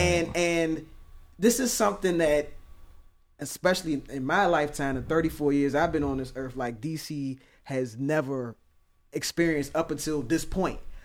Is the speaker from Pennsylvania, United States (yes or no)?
no; Oxon Hill, Maryland, United States; I grew up in Oxon Hill